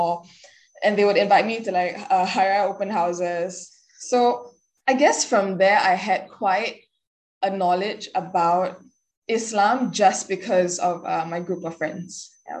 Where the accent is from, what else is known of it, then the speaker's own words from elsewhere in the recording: Singapore; accent: Singlish; Born and raised in Singapore, like bred Singaporean bred through and through. I dropped my Singlish bombs like here and there.